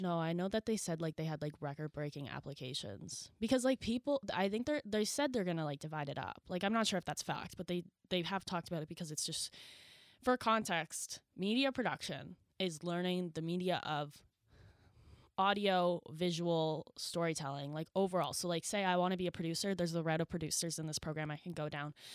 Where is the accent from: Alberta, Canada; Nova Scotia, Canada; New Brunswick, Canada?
New Brunswick, Canada; I am from Lowell, New Brunswick